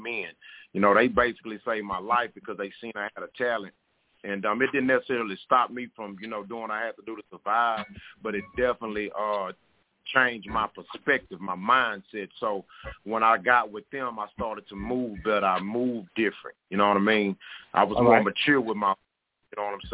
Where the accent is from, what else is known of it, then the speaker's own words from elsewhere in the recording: Houston, Texas, United States; I'm from Houston, Texas